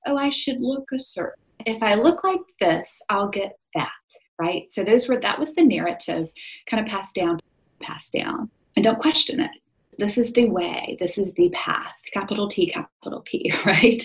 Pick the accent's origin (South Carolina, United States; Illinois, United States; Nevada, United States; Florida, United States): South Carolina, United States; I grew up in South Carolina in the USA